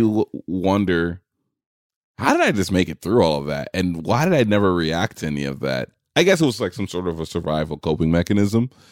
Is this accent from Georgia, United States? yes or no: no; New York City, New York, United States; I grew up in New York City